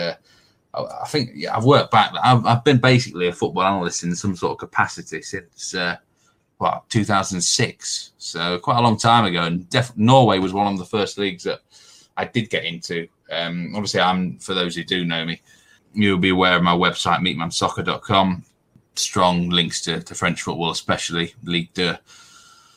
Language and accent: English; north of England, Yorkshire and the Humber, United Kingdom; accent: northern; with my northern accent